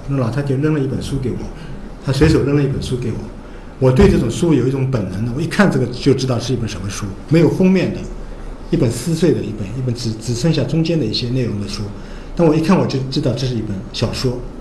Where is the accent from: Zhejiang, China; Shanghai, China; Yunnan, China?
Shanghai, China; also born or lived in Chongming; 把我的户口从上海迁到了崇明